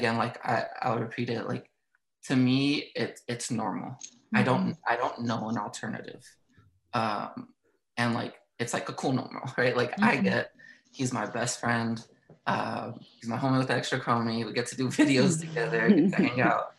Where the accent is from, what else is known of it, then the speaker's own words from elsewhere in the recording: Southern California, United States; born and raised in Southern California, beautiful, sunny California.